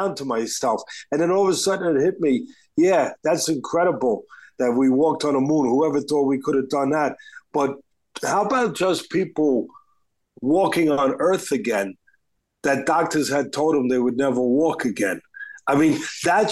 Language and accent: English; New York City, New York, United States; I'm from Staten Island